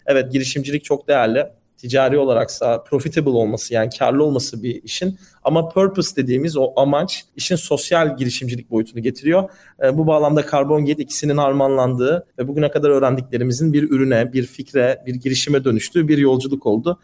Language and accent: Turkish; Istanbul, Turkey; İstanbul'da doğdum ve büyüdüm